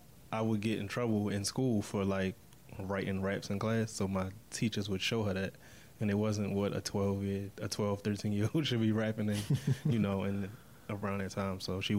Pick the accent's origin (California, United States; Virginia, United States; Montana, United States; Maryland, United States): Maryland, United States; Baltimore; I'm from Baltimore, Maryland. Yeah, right. West Side.